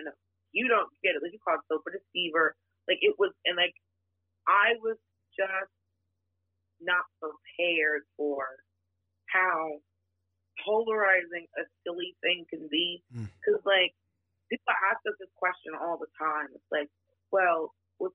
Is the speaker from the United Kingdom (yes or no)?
no; Atlanta, Georgia, United States; also born or lived in Miami, Florida; I'm originally from Miami, and I grew up in Atlanta